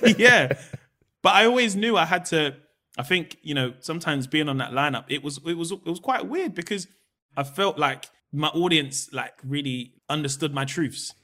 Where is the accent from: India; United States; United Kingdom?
United Kingdom; London; also born or lived in Peckham; we grew up in Camberwell